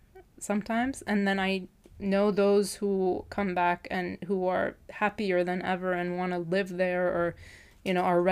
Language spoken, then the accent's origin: English; Lebanon; now in United States; we're both from Lebanon